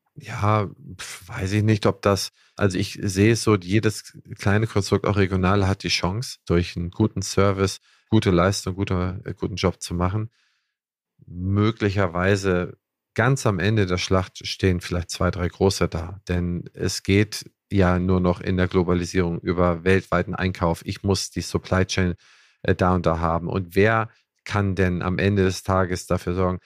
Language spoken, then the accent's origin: German; Schleswig-Holstein, Germany; ich als Holsteiner